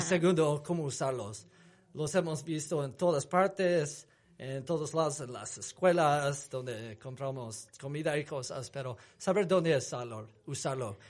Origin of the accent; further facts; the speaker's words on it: United States; accent: gringo; Spanish is a second language; also born or lived in Salt Lake City, Utah; tengo acento gringo bien fuerte